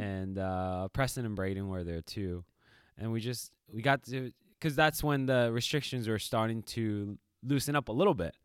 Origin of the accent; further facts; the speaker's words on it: Japan; moved away; when you're growing up in Japan in the school system, there's a cleaning p-, period.